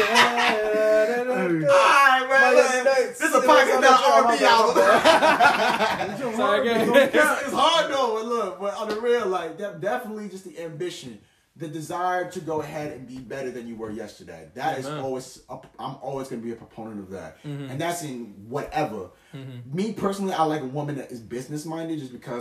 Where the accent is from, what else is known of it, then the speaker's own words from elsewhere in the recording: United States; also born or lived in New York / New Jersey; growing up in New York as well, growing up in New Jersey